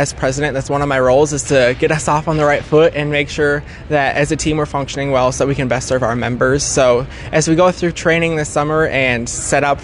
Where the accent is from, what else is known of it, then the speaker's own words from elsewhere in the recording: Menominee, United States; also born or lived in Minneapolis, Minnesota; am from the Menominee FFA chapter, graduated from Menominee High School in 2020, and I grew up on my family's dairy farm